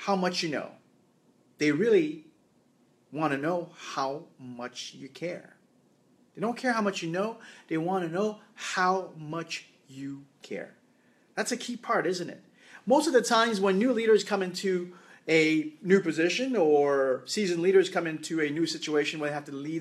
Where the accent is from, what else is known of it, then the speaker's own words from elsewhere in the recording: Canada; I am from Canada.